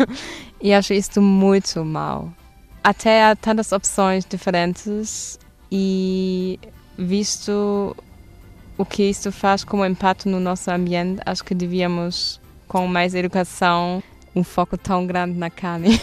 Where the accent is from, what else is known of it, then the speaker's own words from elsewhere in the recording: Duisburg, North Rhine-Westphalia, Germany; Portuguese is a second language; moved away as an adult; now in Portugal; sou da Alemanha e minha cidade chama-se Duisburg, que é a pé de Düsseldorf, Colônia, nessa região